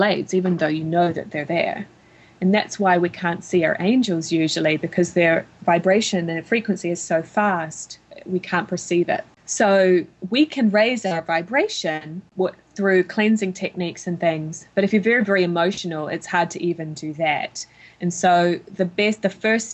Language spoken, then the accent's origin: English; New Zealand; moved away as an adult; now in United States; my home country of New Zealand